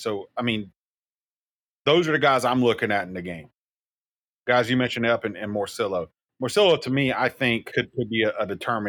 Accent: South Carolina, United States; moved away; I'm from South Carolina

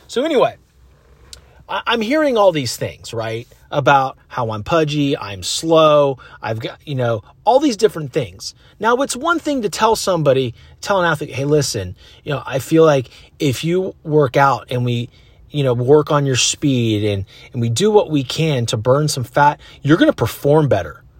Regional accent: Concord, California, United States; I grew up in Concord, California.

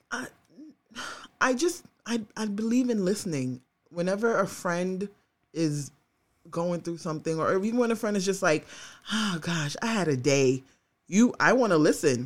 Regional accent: New York, United States; as a New Yorker

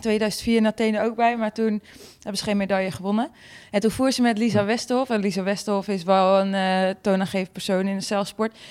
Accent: Friesland, Netherlands

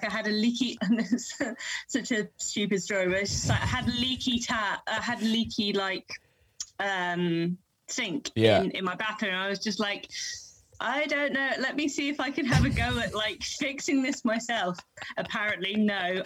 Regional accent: London, United Kingdom; moved away as an adult; now in Wallington, United Kingdom; I'm actually from West London, born and bred

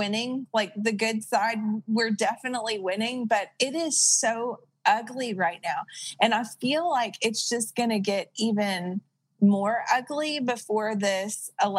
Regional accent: San Diego, California, United States; I was born in San Diego and graduated high school in San Diego.

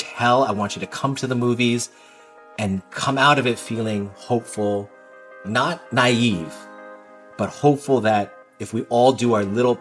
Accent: California, United States; I'm not from Washington Heights. I'm all California kid.

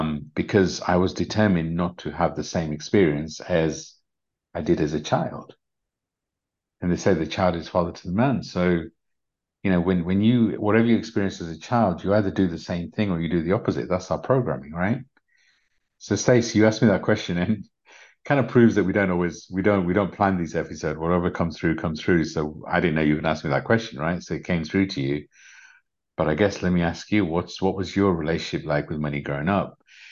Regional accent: Uganda; I was a refugee from Uganda, so we didn't have much.

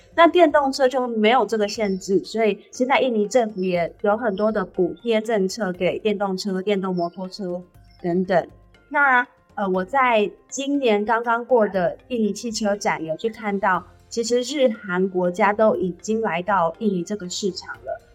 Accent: Taiwan; moved away as an adult; now in Indonesia; 我就是台湾人

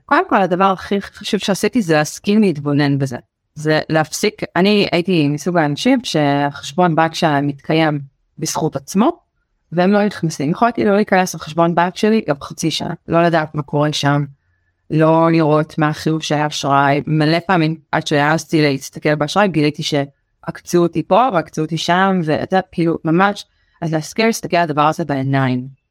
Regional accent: Beersheba, Southern District, Israel; also born or lived in New York; אני גדלתי בבאר שבע ואני צ'חלה גאה

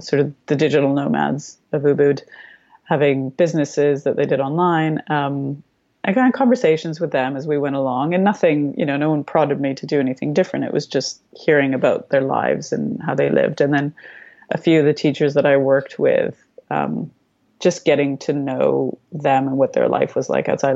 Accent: Canada; also born or lived in Romania; I was born in Romania, not in Canada. Um, my parents defected when I was very young. We restarted in Canada with absolutely nothing

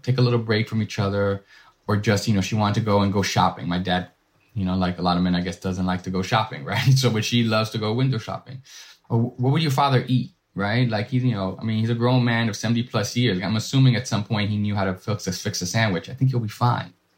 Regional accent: New York City, New York, United States; I'm a first generation, uh, Dominican American born and raised in Washington Heights

